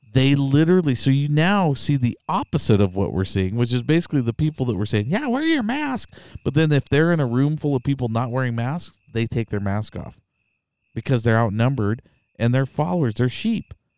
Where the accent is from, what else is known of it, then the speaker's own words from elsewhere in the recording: Idaho, United States; I'm from Idaho